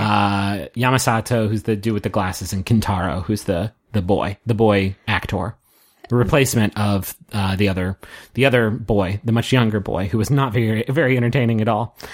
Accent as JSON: {"language": "English", "country": "United States", "said": "I'm an American dude watching them in, uh, America"}